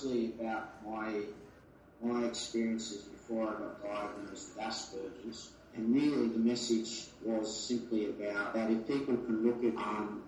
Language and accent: English; Australia; I'm from Australia